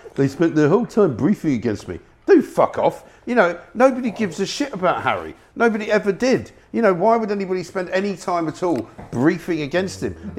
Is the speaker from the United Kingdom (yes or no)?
yes; Scotland, United Kingdom